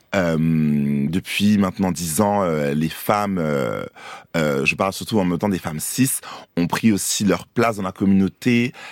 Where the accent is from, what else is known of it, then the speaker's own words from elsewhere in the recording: Côte d’Ivoire; moved away; also born or lived in Paris, France; je, suis né à Paris, mais j'ai grandi aussi en Côte d'Ivoire. Longtemps, je suis allé à l'école